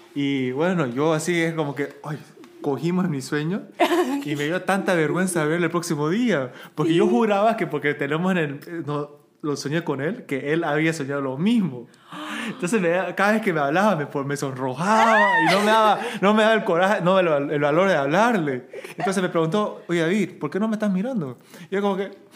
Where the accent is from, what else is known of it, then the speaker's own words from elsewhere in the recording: Bolivia; now in South Korea; yo también crecí como una minoridad en Bolivia